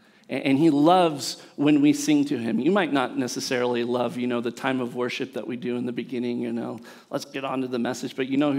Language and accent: English; California beach cities, United States; I grew up in California beach cities.